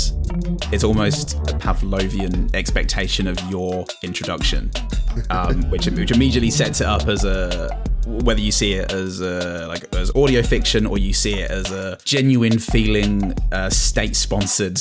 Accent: England, United Kingdom; as an Englishman

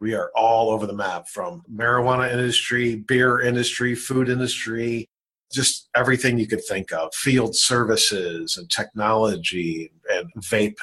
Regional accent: Elmhurst, Illinois, United States; moved away as an adult; also born or lived in Carbondale, Illinois; I grew up in Elmhurst, Illinois, in a pretty wealthy suburb

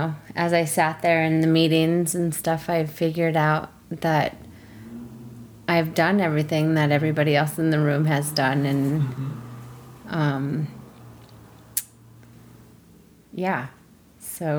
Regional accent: Lafayette, Colorado, United States; also born or lived in Denver, Colorado / Indian reservation; I was born in Denver, Colorado, and I grew up the majority of my life in Lafayette, Colorado

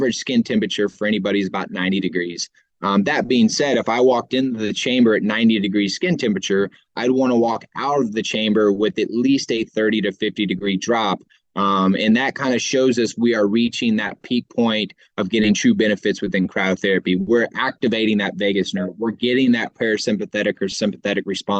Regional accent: Houston, Texas, United States; I'm from Houston, Texas, where, 10 months out of the year, it's 100 degrees

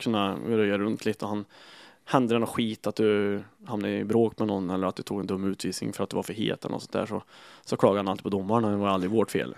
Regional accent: Kil, Värmland, Sweden; jag var eh, från Kil

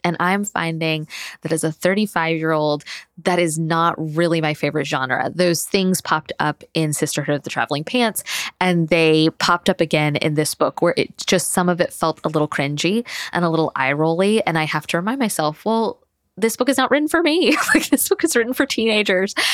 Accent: Tallahassee, Florida, United States; moved away as an adult; now in Thomasville, United States; I grew up in Tallahassee, which is the state capital

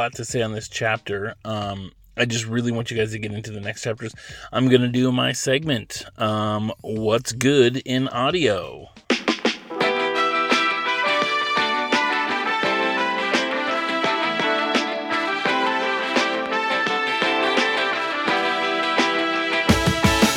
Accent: Oregon, United States; also born or lived in Los Angeles, California; when I was little, my family, we moved from Los Angeles to Oregon

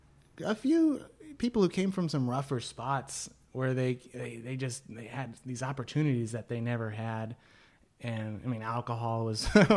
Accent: California, United States; And it was weird as a Californian where you go up and hug and, you know, say whatever to anybody, anywhere.

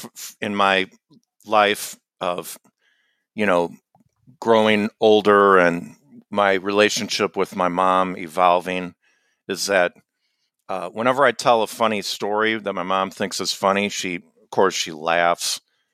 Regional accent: Chicago, Illinois, United States; So where I grew up on the North Shore of Chicago, they would do this gridiron, what they called it, the gridiron.

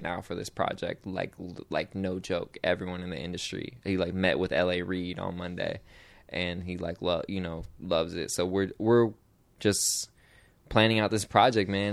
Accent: Portland, United States; I'm from Portland

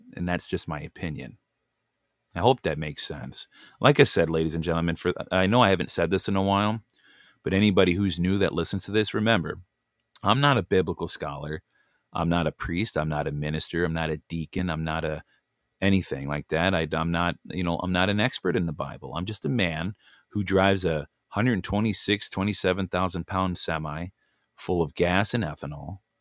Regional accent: United States; we're just simply Americans. We're American nationals by birth

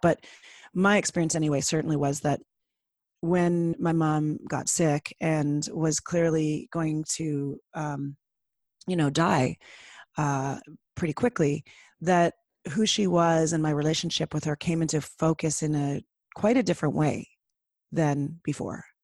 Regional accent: Toronto, Ontario, Canada; I grew up in Toronto

